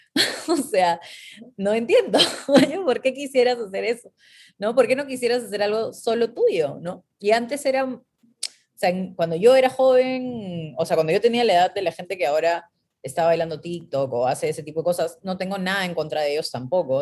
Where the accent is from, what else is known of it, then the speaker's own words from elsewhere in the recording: Peru; moved away; yo vengo de Perú